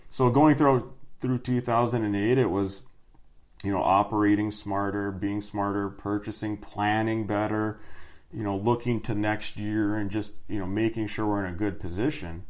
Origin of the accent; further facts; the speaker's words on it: Iron Mountain, Michigan, United States; also born or lived in Houghton, Michigan; Growing up, you know, Dickinson County, you're in the UP